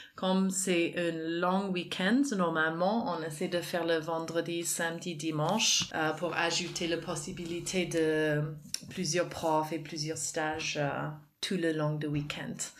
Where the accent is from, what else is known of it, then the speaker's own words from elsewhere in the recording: Canada; moved away as an adult; also born or lived in France; now in Aix-en-Provence, France; à l'origine, je suis canadienne